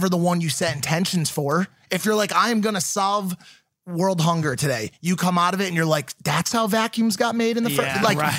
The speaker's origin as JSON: {"language": "English", "region": "Connecticut", "country": "United States", "said": "So I'm from Connecticut."}